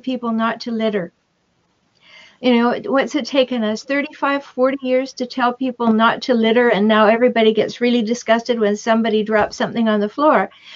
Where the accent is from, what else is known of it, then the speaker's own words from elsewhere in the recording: Canada; now in United States; I'm Canadian. I have dual citizenship now. I live in the United States. But back in Canada, when I was a child